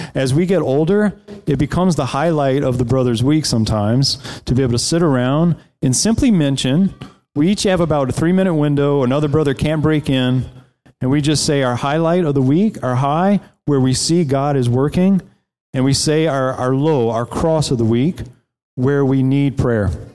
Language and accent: English; South Louisiana, United States; moved away; I grew up in South Louisiana, on the coast of South Louisiana, right south of New Orleans.